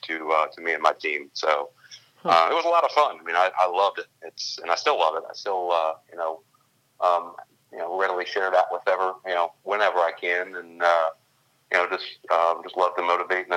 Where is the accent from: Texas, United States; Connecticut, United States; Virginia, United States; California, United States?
Virginia, United States; Richmond; moved away as an adult; now in Baltimore, United States; I am from Richmond, Virginia.